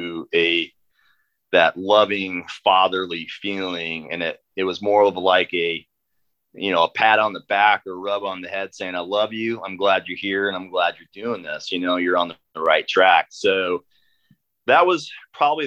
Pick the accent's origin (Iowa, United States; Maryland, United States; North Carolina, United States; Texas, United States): Iowa, United States; Northeast; I grew up, born and raised in Northeast Iowa, a small farming community